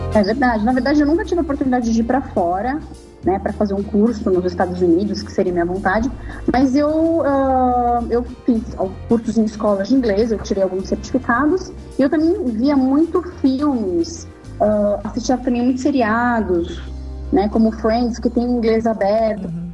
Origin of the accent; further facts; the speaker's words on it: São Paulo, Brazil; nós que somos de São Paulo